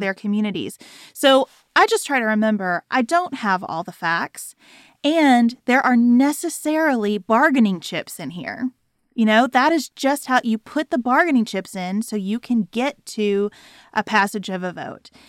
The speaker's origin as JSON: {"language": "English", "country": "United States", "said": "as an American"}